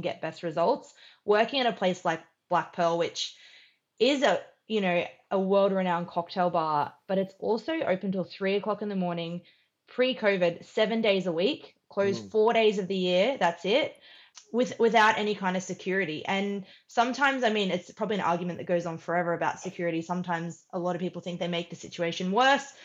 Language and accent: English; Queensland, Australia; moved away as an adult; also born or lived in United Kingdom / Sydney / Melbourne; I'd never lived outside of my hometown in Queensland